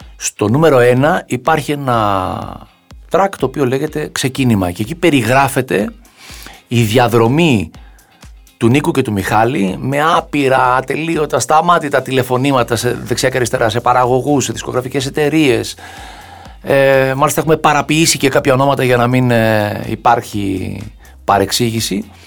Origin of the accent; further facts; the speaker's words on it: Agia Varvara, Attica, Greece; είμαι από την Αγία Βαρβάρα